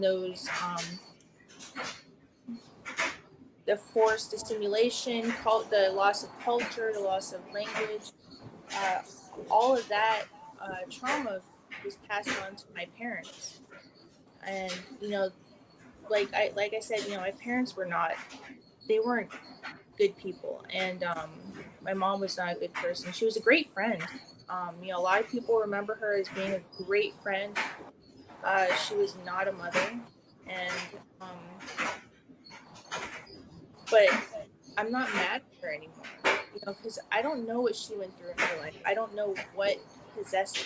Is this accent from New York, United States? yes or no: no; Pedro Bay, Alaska, United States; now in Anchorage, United States; I grew up in Pedro Bay in Iliamna, Bristol Bay area.